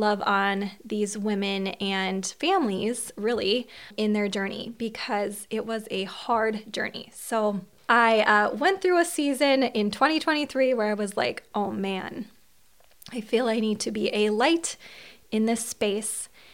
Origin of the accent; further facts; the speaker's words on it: Long Prairie, Minnesota, United States; accent: Minnesota; I am from Long Prairie, Minnesota